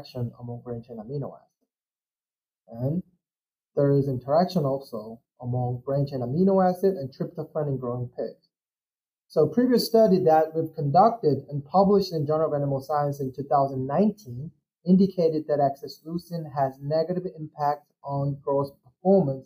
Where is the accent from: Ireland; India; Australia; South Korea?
South Korea; moved away as an adult; also born or lived in Illinois, United States; I'm originally from South Korea.